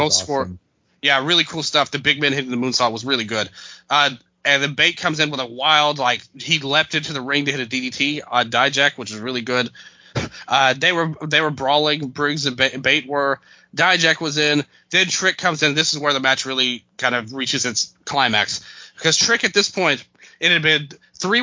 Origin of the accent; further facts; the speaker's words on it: Memphis, Tennessee, United States; I'm from Memphis